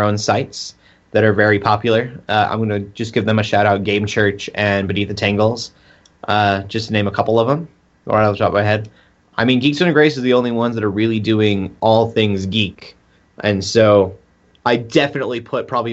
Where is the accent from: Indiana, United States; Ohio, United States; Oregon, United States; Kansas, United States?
Kansas, United States; I'm from Kansas. You don't get much more American than